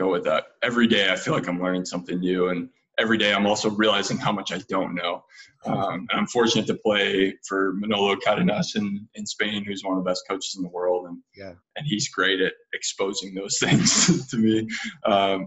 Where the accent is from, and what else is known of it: United States